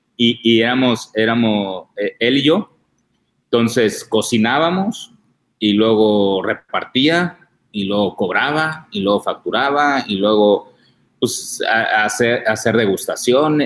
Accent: Tijuana, Baja California, Mexico; yo soy de Tijuana

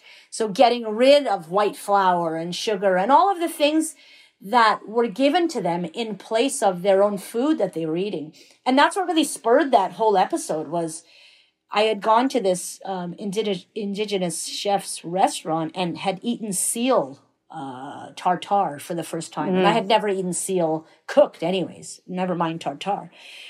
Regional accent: Iran; now in Canada; So, for instance, when we came to Canada from Iran in 79, there were so many things we couldn't find here in terms of ingredients.

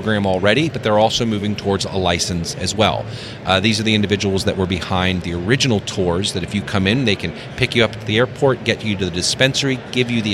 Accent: New York City, New York, United States; moved away as an adult; now in Denver, United States; I was raised in New York City

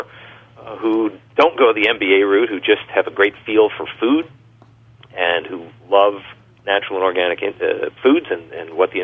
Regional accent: Long Island, New York, United States; moved away; I grew up on Long Island, but I've been away from New York other than visits for a long time.

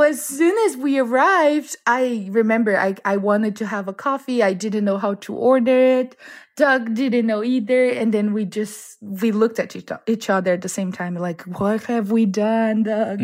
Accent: the Brazilian Amazon, Brazil; moved away; also born or lived in Boston; it really is like growing up in the Amazon.

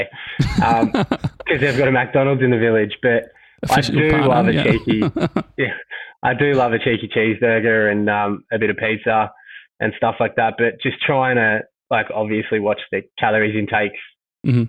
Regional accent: Mentone, Victoria, Australia; I grew up in Mentone

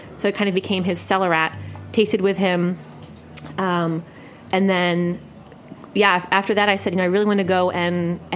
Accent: New Jersey, United States; also born or lived in Philadelphia; now in New York City, United States; I grew up just outside of Atlantic City in South Jersey.

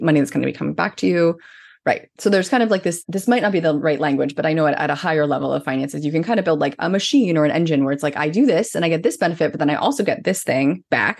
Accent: Canada; I'm Canadian

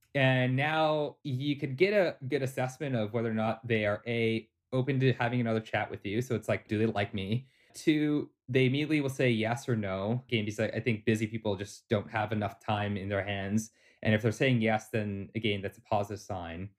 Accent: Toronto, Ontario, Canada; born and raised in Toronto, Canada

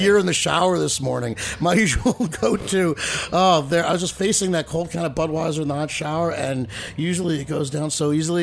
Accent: New Jersey, United States; now in New York City, United States; I grew up in in New Jersey, which is only 30 minutes from here

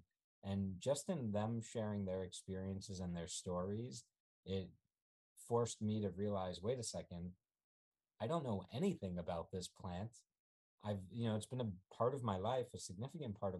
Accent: New York City, New York, United States; also born or lived in Ukraine / California; I grew up in New York City.

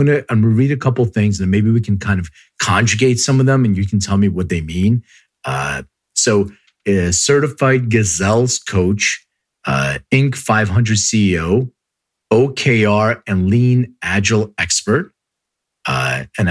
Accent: Philadelphia, Pennsylvania, United States; moved away as an adult; now in Los Angeles, United States; I grew up in Philly. I grew up in Northeast Philly.

